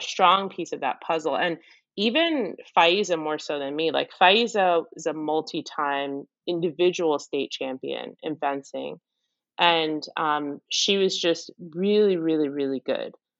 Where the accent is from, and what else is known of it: Maplewood, New Jersey, United States